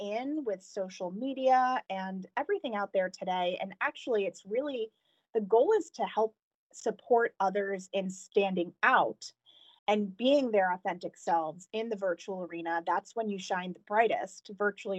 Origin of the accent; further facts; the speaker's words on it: New Hampshire, United States; moved away as an adult; also born or lived in Emeryville, California / San Francisco; I was relocated back to the East Coast, where I'm originally from, to New Hampshire